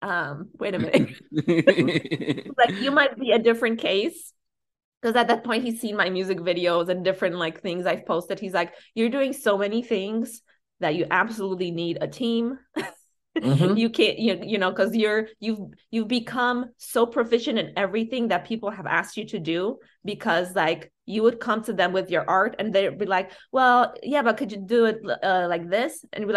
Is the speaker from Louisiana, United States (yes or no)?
no; Chicago, Illinois, United States; when I said I do house and I'm from Chicago